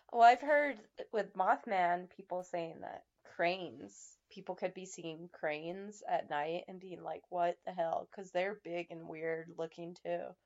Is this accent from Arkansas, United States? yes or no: no; Nevada, United States; my home state of Nevada